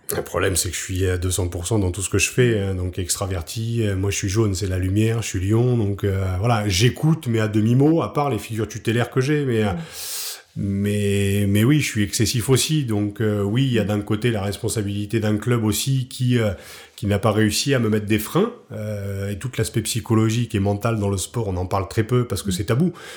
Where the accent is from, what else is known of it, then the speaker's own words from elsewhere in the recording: Picardy, Hauts-de-France, France; moved away as an adult; also born or lived in Paris; je suis un peu cliché du Picard qui débarque à Paris